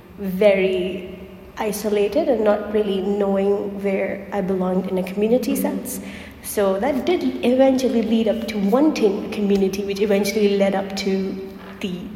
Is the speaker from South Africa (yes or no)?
no; Pakistan; moved away as an adult; now in Turkey; I'm from Pakistan